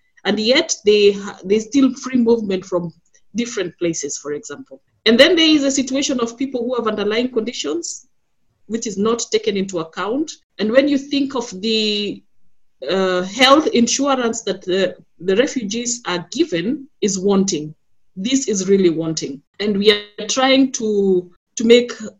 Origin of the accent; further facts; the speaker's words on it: Kenya; now in Berlin, Germany; a migrant, but I am originally from Kenya